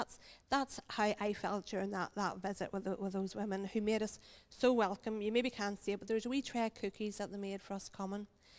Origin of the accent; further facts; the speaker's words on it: Ireland; because we're from Ireland, we don't get to sit outside very often.